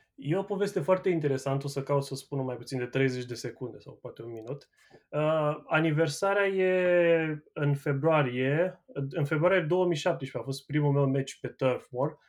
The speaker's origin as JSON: {"language": "Romanian", "town": "Ploiești", "region": "Prahova", "country": "Romania", "moved": "yes", "lives_now": "Manchester, United Kingdom", "said": "Eu sunt ploieștean și sunt, uh, sunt și petrolist"}